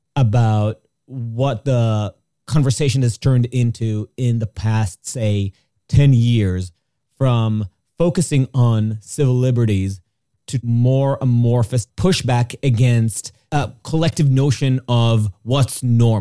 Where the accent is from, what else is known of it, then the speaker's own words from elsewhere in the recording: Jerusalem, Jerusalem District, Israel; comes from my experience growing up in Jerusalem, is based on an experience of what it's like to be in a place that really does get in your business about what you believe